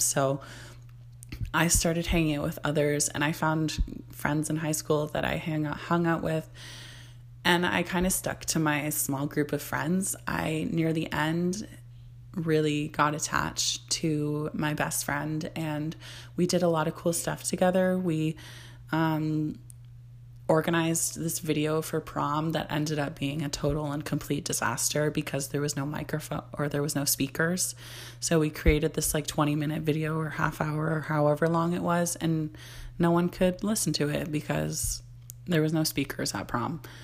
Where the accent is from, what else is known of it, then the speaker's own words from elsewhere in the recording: Barrie, Ontario, Canada; I was born in Barrie, Ontario, Canada, which I live in Ontario, Canada now